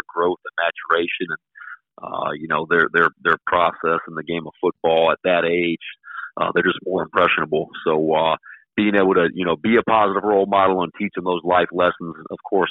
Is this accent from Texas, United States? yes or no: no; Beaufort, South Carolina, United States; moved away as an adult; also born or lived in Charleston, South Carolina / Orlando, Florida; now in Ponte Vedra, United States; My hometown of Beaufort, South Carolina